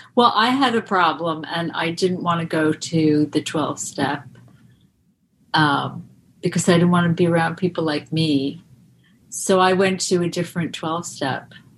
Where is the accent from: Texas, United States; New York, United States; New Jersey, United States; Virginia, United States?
New York, United States; Roslyn; moved away as an adult; also born or lived in Boston; I'm from Long Island, um, but then I moved to Boston